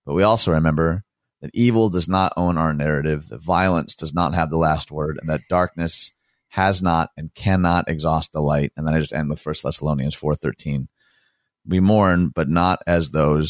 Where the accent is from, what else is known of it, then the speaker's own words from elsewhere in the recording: Dearborn, Michigan, United States; my unique experience growing up in Dearborn